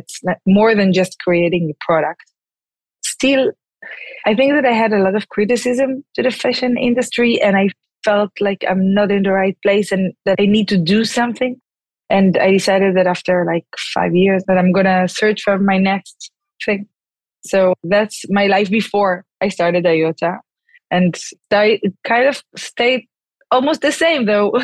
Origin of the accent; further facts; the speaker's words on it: Tel Aviv, Tel Aviv District, Israel; I was actually born and raised in Tel Aviv